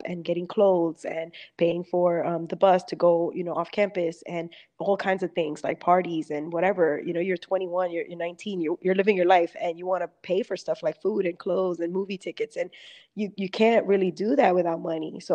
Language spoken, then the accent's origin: English; New York City, New York, United States; I grew up in Brooklyn, New York City